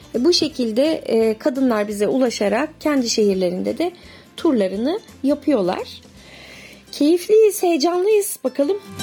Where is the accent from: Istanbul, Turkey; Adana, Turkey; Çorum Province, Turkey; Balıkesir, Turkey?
Balıkesir, Turkey; Bandırma; moved away; also born or lived in İzmir; Ben 1973 Bandırma doğumluyum.